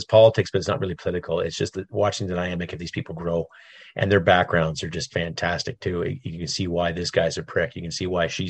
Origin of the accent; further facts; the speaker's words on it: Canada; I'm Canadian.